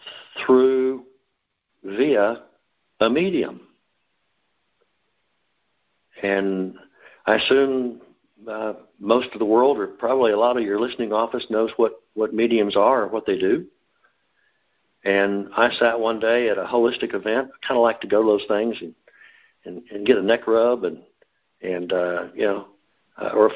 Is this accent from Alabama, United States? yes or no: no; Dallas, Texas, United States; I was born in Dallas on September 15th